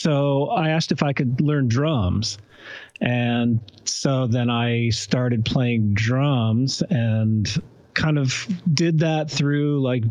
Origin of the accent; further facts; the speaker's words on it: Ann Arbor, Michigan, United States; I grew up in Ann Arbor, Michigan